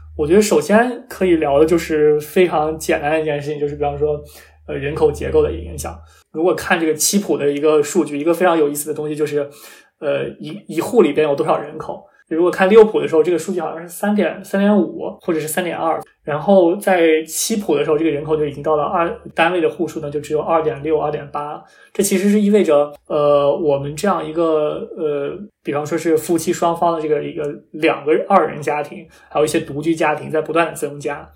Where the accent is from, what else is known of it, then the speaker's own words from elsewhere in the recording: Shanxi, China; 我非常关心我家乡山西的发展